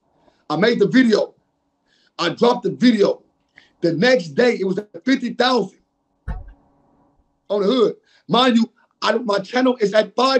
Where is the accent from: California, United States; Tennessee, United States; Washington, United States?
California, United States; Compton; I'm in a projects, nigga, Compton, Park Village